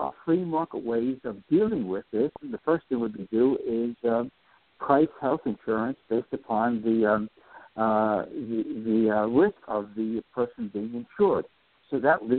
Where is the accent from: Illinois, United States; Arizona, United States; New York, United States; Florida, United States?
New York, United States; New York City; as a kid growing up in New York City in the 1950s